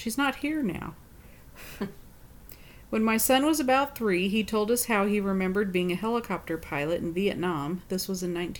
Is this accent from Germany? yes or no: yes; Germany; I grew up in Germany, and my dad's dad used to alert the city for incoming air raids.